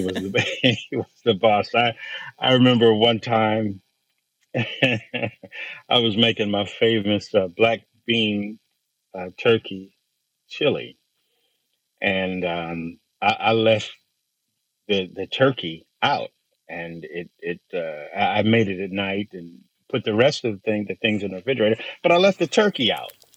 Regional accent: Bakersfield, California, United States; I grew up in Central California and Bakersfield, California

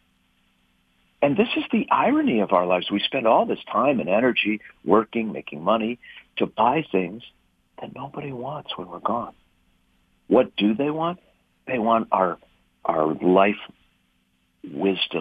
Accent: St. Louis Park, Minnesota, United States; I was born in 1960 in St. Louis Park, Minnesota

